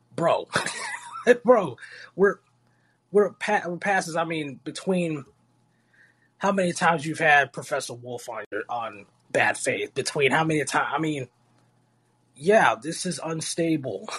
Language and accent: English; Florida, United States; a state like Florida, my home state